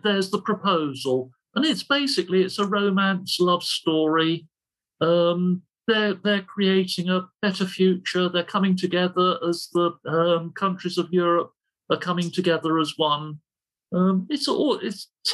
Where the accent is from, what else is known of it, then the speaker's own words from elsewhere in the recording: London, United Kingdom; I'm from the East End of London